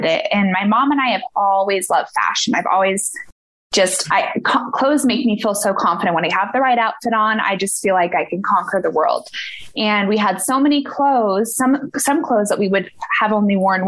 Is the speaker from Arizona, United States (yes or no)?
yes; Prescott, Arizona, United States; moved away as an adult; I'm able to move back to Prescott, my hometown